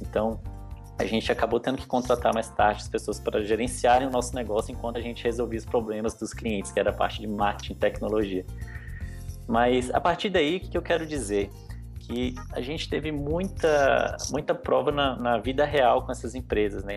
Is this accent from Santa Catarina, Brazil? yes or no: no; Brasília, Federal District, Brazil; moved away as an adult; now in São Paulo, Brazil; eu sou natural de Brasília, hoje eu moro em São Paulo já faz aproximadamente